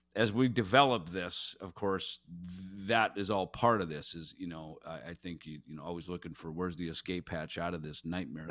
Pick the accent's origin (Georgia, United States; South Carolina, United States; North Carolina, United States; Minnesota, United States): Minnesota, United States; Jackson; I grew up in Jackson, Minnesota